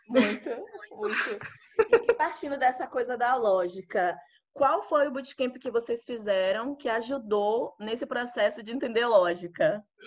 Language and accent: Portuguese; Alagoinhas, Bahia, Brazil; now in São Paulo, Brazil; falo com minhas amigas de Alagoinhas, que eu sou lá do interior da Bahia